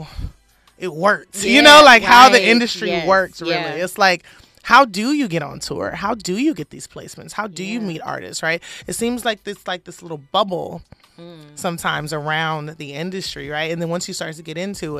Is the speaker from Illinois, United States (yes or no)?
no; Compton, California, United States; I'm from Compton, California.